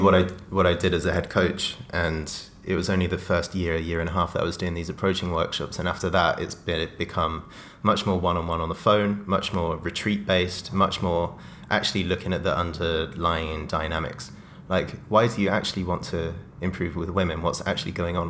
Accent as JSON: {"language": "English", "area": "Oxfordshire", "region": "South East England", "country": "United Kingdom", "tie": "born or raised there", "said": "growing up in Oxfordshire, the south of England"}